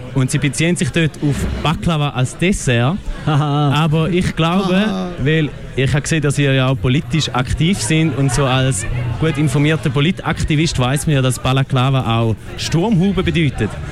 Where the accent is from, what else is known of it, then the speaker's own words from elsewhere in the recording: Eastern Switzerland, Switzerland; accent: Ostschweizer Dialekt; Ich bin ja ein äh, vehementer Verteidiger von unserem Dialekt